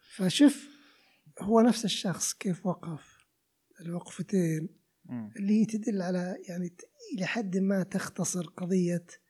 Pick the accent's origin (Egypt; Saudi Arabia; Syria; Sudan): Saudi Arabia; Riyadh, Riyadh Province; عندنا بالرياض